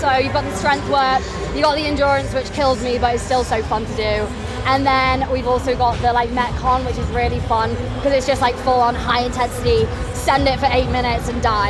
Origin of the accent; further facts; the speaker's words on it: Manchester, North West England, United Kingdom; now in London, United Kingdom; I'm from Manchester, but I live in London.